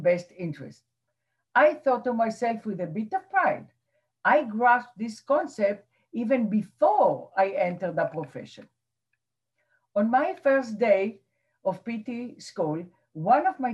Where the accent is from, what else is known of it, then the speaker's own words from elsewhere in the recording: Israel; now in New Jersey, United States; As a teenager growing up in Israel